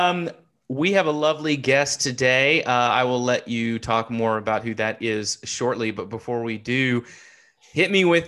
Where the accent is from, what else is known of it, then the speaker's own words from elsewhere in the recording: the American South, United States; Seth and I are both from the South